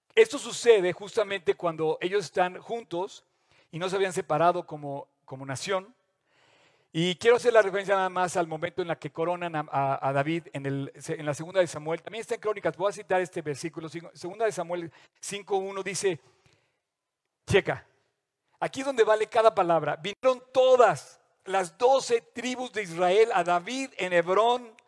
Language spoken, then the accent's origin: Spanish; Mexico; todos como mexicanos